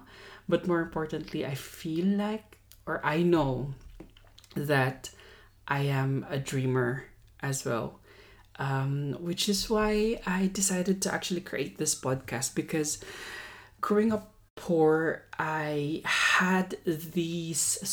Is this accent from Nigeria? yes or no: no; Central Luzon, Philippines; moved away as an adult; now in Australia; I am born and raised in the Philippines, proud Filipino here, proud Kapampangan as well.